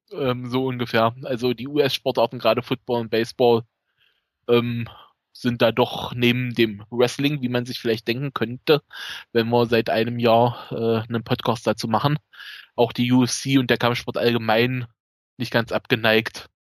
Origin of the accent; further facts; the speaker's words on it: Magdeburg region, Saxony-Anhalt, Germany; accent: East German; ich komme aus dem Osten, wie man vielleicht an der Stimme, am Akzent